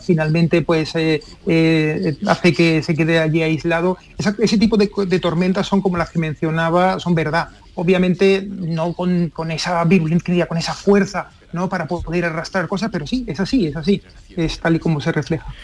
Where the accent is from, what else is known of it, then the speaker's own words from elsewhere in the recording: Seville, Andalusia, Spain; soy de Sevilla